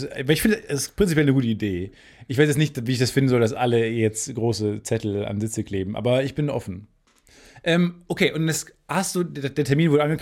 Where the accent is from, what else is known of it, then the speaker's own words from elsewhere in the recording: Jordan; mein Heimatland Jordanien.